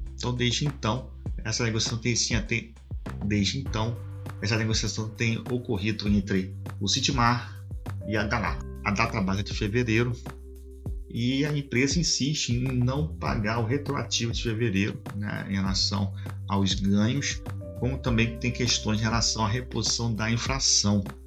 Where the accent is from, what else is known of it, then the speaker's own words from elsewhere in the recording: Macaé, Rio de Janeiro, Brazil; sou aqui da região do Norte Fluminense, aqui do estado do Rio de Janeiro, né, Macaé